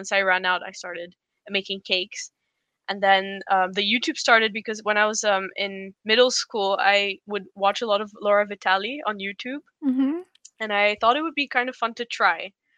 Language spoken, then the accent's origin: English; Poland; moved away as an adult; also born or lived in India; So I was born in India, and then we moved to Poland when I was 6 for my dad's work, and then they loved it. So they ended up staying there, and I went to an international school, and then I moved to the Netherlands to study